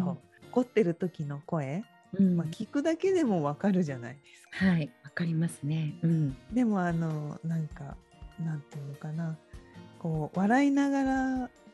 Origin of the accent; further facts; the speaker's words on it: Tokyo, Japan; 私もなんか江戸っ子だから汚い言葉とか 言っちゃうんですけど